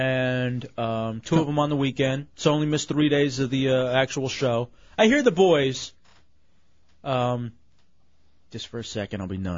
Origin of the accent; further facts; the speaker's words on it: Texas, United States; because I'm from Texas